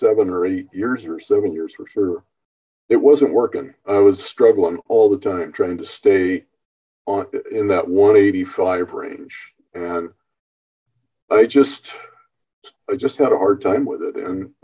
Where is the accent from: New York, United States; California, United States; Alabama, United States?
California, United States; Northern; born and raised in Northern California